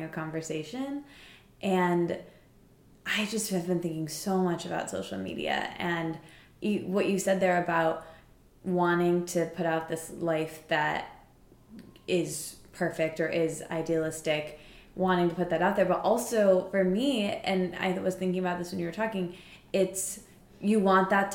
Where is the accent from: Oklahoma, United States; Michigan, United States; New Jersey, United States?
Michigan, United States; East Lansing; now in New York, United States; I'm from East Lansing.